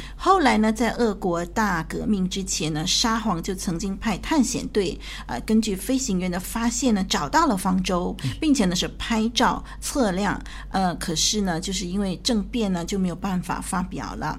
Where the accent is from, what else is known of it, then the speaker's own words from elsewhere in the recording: China; 我们中国人的那个“船”这个字啊